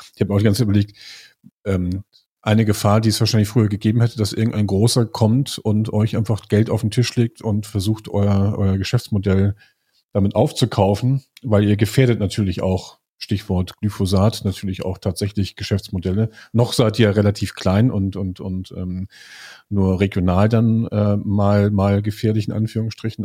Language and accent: German; Lüneburg, Lower Saxony, Germany; ich komme aus Lüneburg